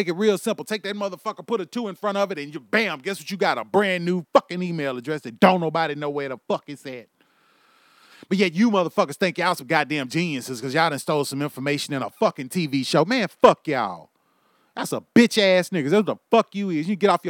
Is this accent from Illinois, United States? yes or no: no; Houston, Texas, United States; also born or lived in Louisiana; now in Oklahoma, United States; I was born and bred in Houston, Texas. I was also raised in Louisiana. I was also raised and have lived in Oklahoma for the last 11 years.